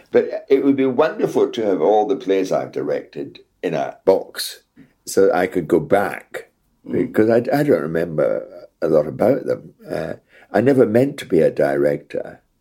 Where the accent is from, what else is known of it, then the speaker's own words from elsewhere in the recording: Scotland, United Kingdom; accent: Scottish; when I was in RADA, my accent was Scottish, broad Scottish.